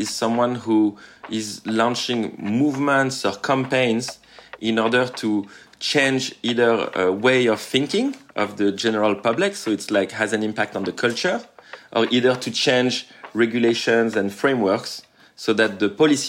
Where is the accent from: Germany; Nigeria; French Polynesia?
French Polynesia; Tahiti; I come from Tahiti, French Polynesia. It's a small island in the Pacific Ocean.